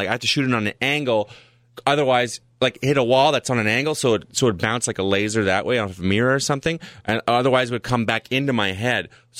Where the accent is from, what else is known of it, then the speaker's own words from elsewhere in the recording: Ottawa, Ontario, Canada; also born or lived in Saskatchewan; I'm from Ottawa.